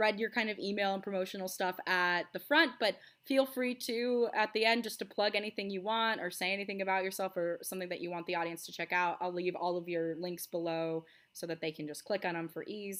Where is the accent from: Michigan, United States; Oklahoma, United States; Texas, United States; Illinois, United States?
Texas, United States; also born or lived in Rochester, New York; I split time kind of between small town Texas, so like Midland, Odessa, Amarillo, Texas, and then